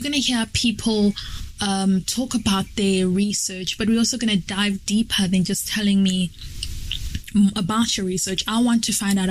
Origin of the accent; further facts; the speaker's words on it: Malawi; moved away as an adult; now in South Africa; I'm from Malawi, but currently living and studying in South Africa.